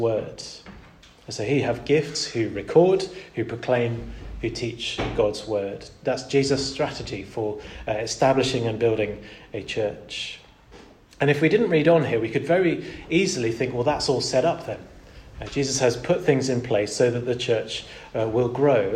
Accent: Portugal; Growing up in Portugal was a real delight in lots of ways

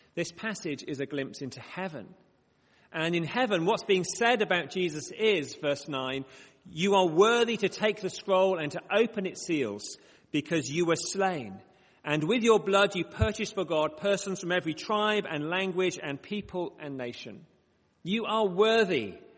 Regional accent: Bradford, Yorkshire and the Humber, United Kingdom; accent: short vowel sounds; now in Oxford, United Kingdom; I do have sometimes some short vowel sounds despite living in the south. I say grass, not grass, because I grew up in Bradford.

